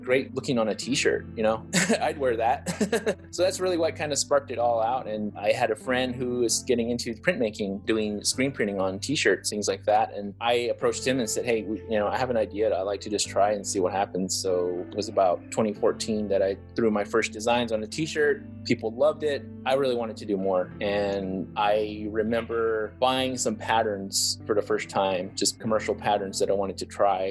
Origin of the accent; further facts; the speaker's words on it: Acoma Pueblo, New Mexico, United States; moved away as an adult; also born or lived in Arizona; I was raised in Acoma Pueblo for the first 18 years of my life.